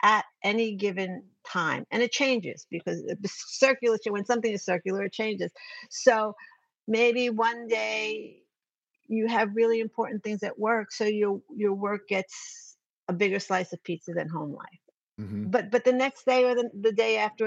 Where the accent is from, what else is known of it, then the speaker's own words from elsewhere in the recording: New York, United States; I'm from New York